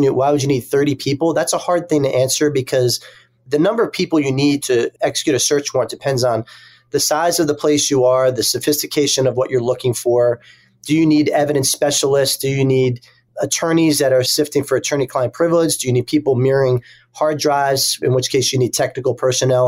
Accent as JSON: {"language": "English", "town": "Philadelphia", "region": "Pennsylvania", "country": "United States", "tie": "born or raised there", "moved": "yes", "said": "my hometown of Philadelphia in the Eastern District of Pennsylvania"}